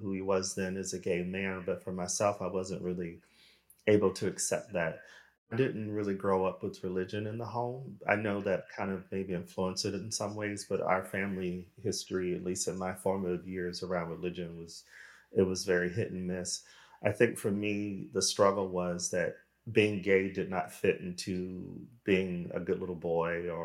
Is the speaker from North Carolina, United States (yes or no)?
no; Arizona, United States; moved away as an adult; also born or lived in Los Angeles, United States / Sweden / United Kingdom; now in Europe; I am American, originally from Arizona